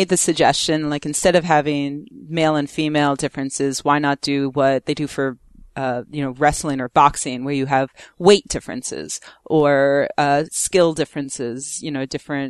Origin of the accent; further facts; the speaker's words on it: New Jersey, United States; I'm from New Jersey.